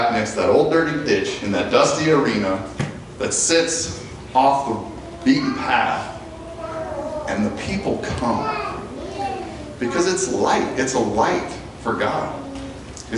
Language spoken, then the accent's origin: English; Ault, Colorado, United States; I'm from Alt, Colorado